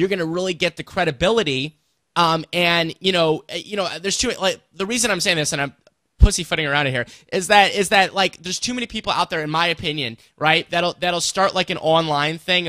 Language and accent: English; St. Louis, Missouri, United States; the St. Louis native here